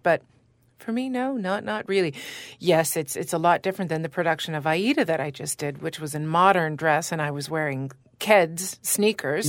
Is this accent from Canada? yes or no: yes; Canada; I'm Canadian as well